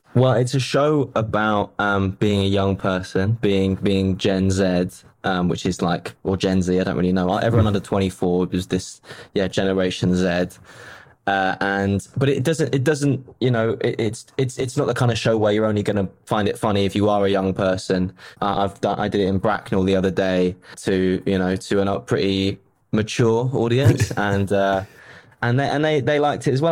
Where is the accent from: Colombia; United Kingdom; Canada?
United Kingdom; London; I was born in London